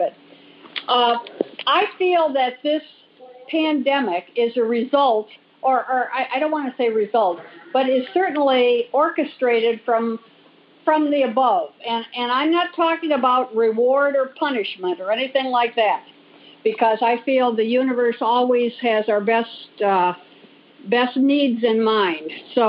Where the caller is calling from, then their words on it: Manhattan Beach, California, United States; Oh, I'm calling from Manhattan Beach, California.